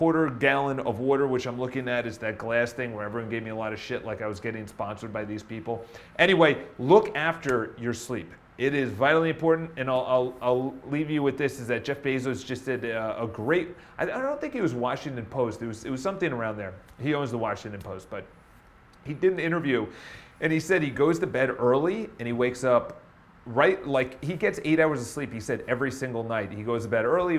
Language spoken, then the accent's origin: English; Ireland; I'm Irish